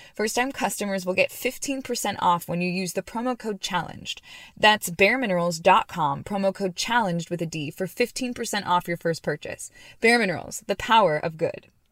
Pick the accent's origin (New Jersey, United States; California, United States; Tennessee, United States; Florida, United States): California, United States; Long Beach; I'm from Long Beach